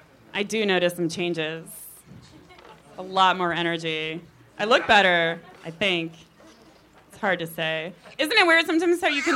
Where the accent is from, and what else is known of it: Chicago, Illinois, United States; now in Culver City, United States